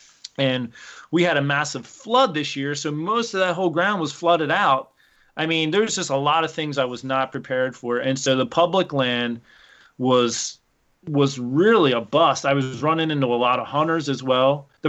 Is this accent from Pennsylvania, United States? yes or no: yes; Pennsylvania, United States; So I came from Pennsylvania. Literally out my back door was 13,000 acres of public hunting ground.